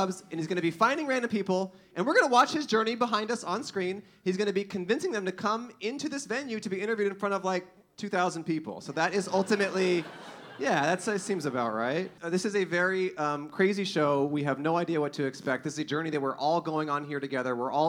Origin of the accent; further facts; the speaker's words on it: Los Angeles, California, United States; Oh, right. We're from Los Angeles, so yeah.